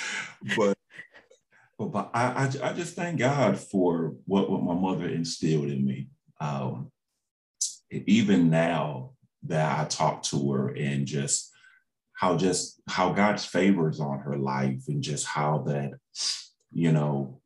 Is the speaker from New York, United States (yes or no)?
no; Waterbury, Connecticut, United States; growing up in Waterbury, Connecticut